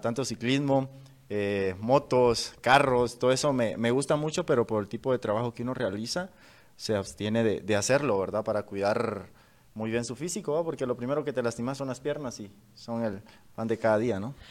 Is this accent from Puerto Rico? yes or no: no; San Francisco, Petén, Guatemala; en nuestra tierra, en, Petén, eh, bueno, prácticamente soy vecino de San Francisco